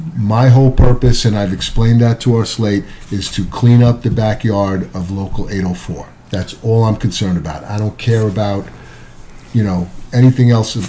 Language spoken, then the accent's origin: English; Maspeth, New York, United States; If you can't have, and I'm from Maspeth.